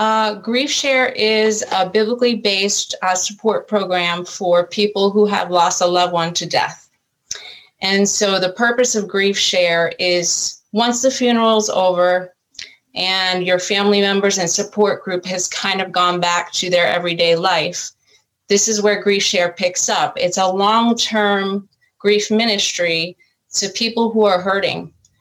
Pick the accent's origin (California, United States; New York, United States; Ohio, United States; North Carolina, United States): New York, United States; Long Island; also born or lived in Virginia; now in Raleigh, United States; I'm from Long Island originally, so I'm a New York girl that's gone Southern. Went to college in Virginia, where I met my husband, and his job brought us down here to Raleigh.